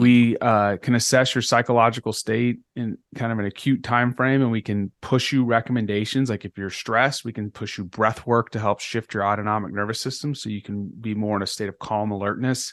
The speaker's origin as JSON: {"language": "English", "region": "Texas", "country": "United States", "also_born_or_lived": "Northeast United States", "moved": "as an adult", "said": "I'm from Texas"}